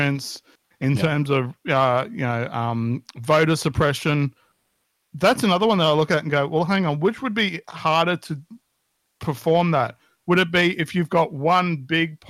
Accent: Australia; I'm Australian

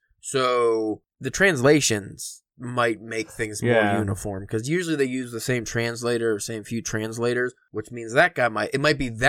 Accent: England, United Kingdom; because I'm English

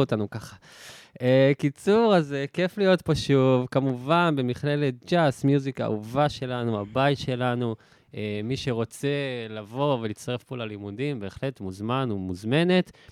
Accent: Southern District, Israel; moved away as an adult; now in Tel Aviv, Israel; כי אני מהדרום

